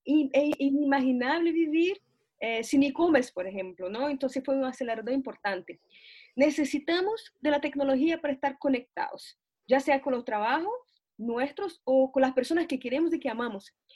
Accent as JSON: {"language": "Spanish", "country": "Brazil", "moved": "yes", "lives_now": "Santiago, Chile", "said": "yo soy brasileña"}